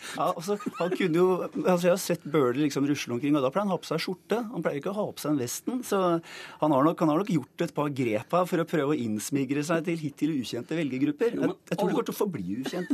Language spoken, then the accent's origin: Norwegian; Oslo, Norway; Jeg vokste opp på Disen